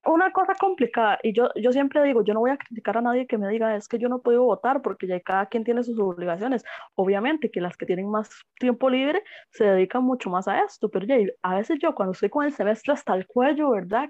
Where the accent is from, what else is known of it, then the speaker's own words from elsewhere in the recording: Costa Rica; nosotros como costarricenses